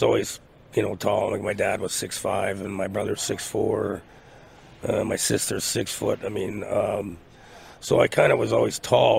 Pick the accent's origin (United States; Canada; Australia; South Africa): Canada; Melfort, Saskatchewan; moved away; my hometown's Melford